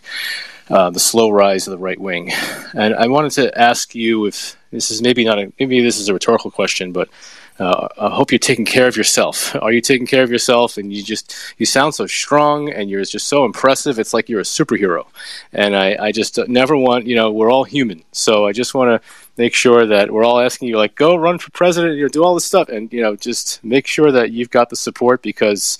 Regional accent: New York, United States; I'm from New York, but I'm in South Carolina

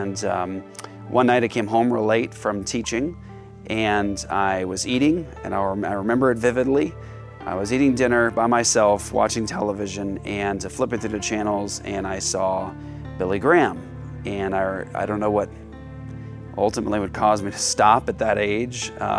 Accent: Japan; I started in judo. And growing up in Japan, I grew up doing two separate martial arts systems at different martial arts schools.

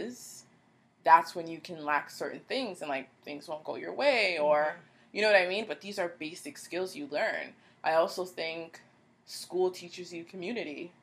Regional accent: Canada; growing up in Canada, which is very diverse

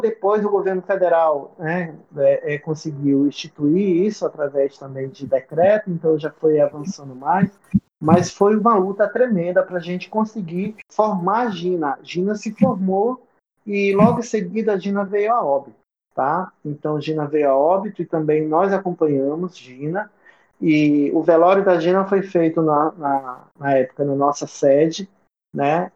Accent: Bonfim, Roraima, Brazil; eu sou do Bonfim

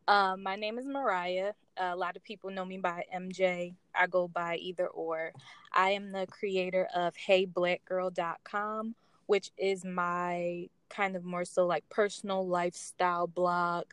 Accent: Philadelphia, Pennsylvania, United States; I'm from Philadelphia, so I'm from a big city

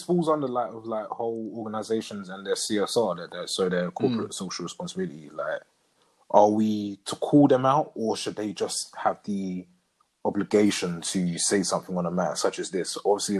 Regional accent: United Kingdom; don't see colour because we all grow up here. This guy's brown, this guy's white, this guy's black, we're all British.

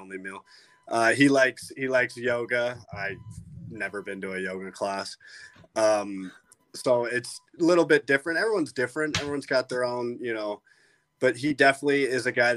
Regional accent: Las Vegas, Nevada, United States; also born or lived in St. Louis, Missouri; I grew up in Vegas in Summerhood. They call it Summerlin, but I call it Summerhood.

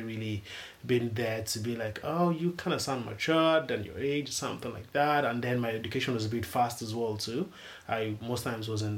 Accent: Lagos, Nigeria; I'm from Lagos, Nigeria

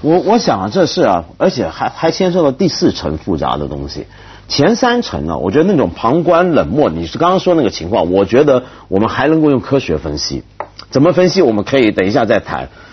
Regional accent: China; 我们中国人

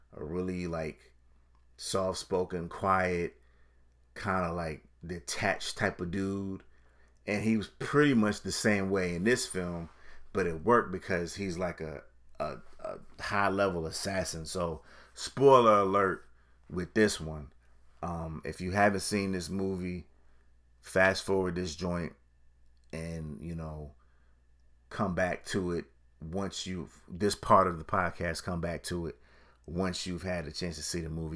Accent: Connecticut, United States; I'm from Connecticut, so I'm, I'm your next door neighbor.

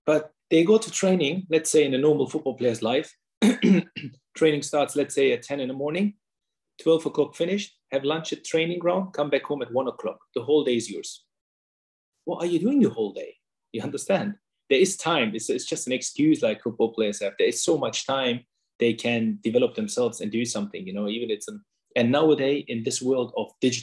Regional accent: Hanover, Lower Saxony, Germany; English is a second language; moved away as an adult; also born or lived in Osnabrück, Germany; now in London, United Kingdom; in Hanover, my hometown.

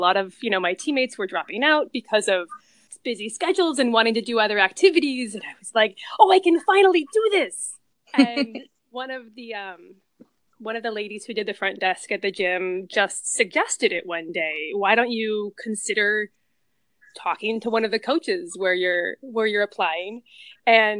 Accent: Encinitas, California, United States; I grew up in Encinitas, California

